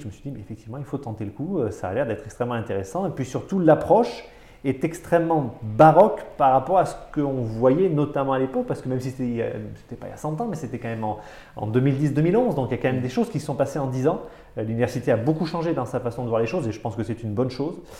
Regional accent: Avignon, Provence-Alpes-Côte d'Azur, France; moved away as an adult; also born or lived in Paris; je ne suis pas un Parisien, je viens du Sud, je viens d'Avignon

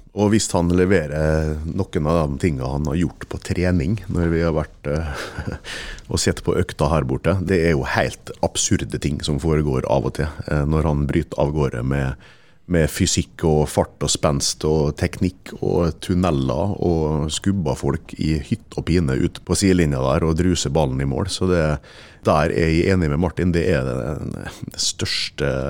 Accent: Ålesund, Møre og Romsdal, Norway; jeg er født i Ålesund

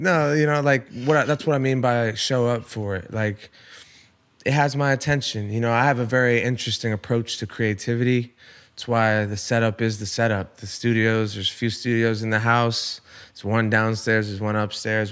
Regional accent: Rhode Island, United States; moved away; I'm from Rhode Island

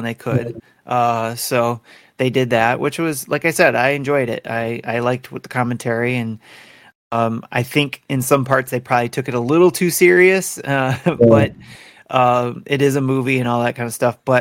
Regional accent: Detroit, Michigan, United States; I live in Detroit. I'm from Detroit

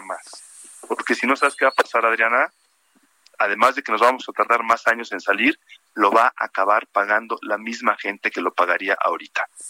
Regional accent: Mexico; todos somos mexicanos

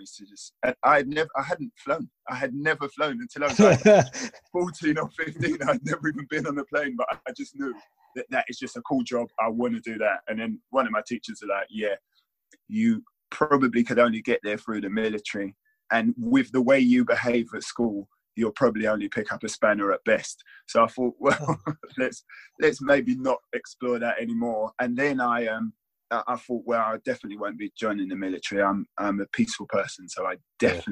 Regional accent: London, United Kingdom; I had a good upbringing in Southfields

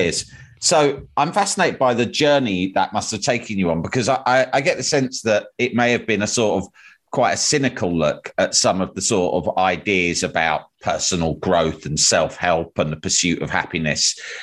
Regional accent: United Kingdom; being British and living in our society

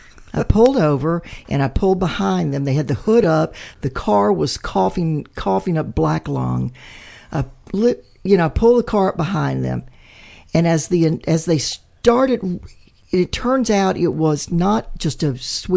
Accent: Mississippi Gulf Coast, United States; moved away; I'm from Mississippi originally, from the Gulf Coast. Not north of the I-10, but south of the I-10.

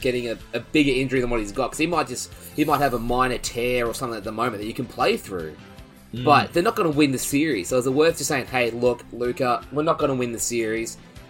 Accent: Australia; I'm just an Aussie boy.

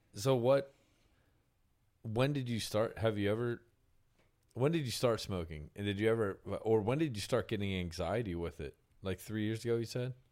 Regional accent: Pennsylvania, United States; moved away as an adult; now in Nashville, United States; I'm from Pennsylvania, so that East Coast grind

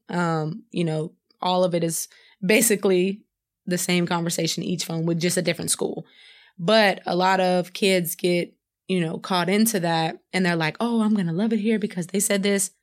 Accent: Madisonville, Texas, United States; moved away as an adult; also born or lived in Houston, Texas; now in Luleå, Sweden; in my hometown, Madisonville.

